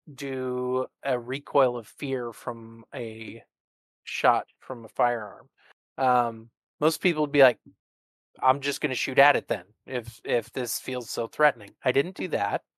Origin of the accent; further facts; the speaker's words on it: the Northwest, Pacific Northwest, United States; I'm from the Northwest